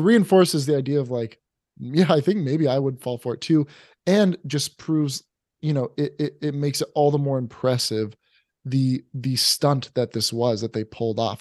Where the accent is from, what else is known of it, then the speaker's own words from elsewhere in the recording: Oregon, United States; growing up in Oregon